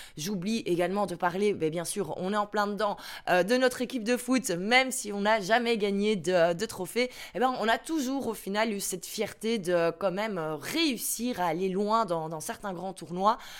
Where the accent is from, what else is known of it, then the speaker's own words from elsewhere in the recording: Brussels, Brussels-Capital Region, Belgium; first language French; je suis bien belge, j'habite à Bruxelles, je suis un pur produit de Belgique. Mon papa est, euh, flamand, sa langue maternelle, c'est donc le néerlandais. Euh, ma maman, elle est, euh, wallonne, sa langue maternelle, c'est donc le français. Et moi, je suis née à Bruxelles